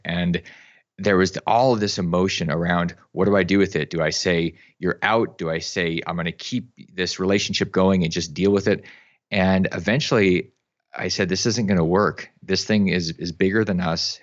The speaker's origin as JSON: {"language": "English", "region": "Alaska", "country": "United States", "tie": "born or raised there", "said": "I grew up in Alaska"}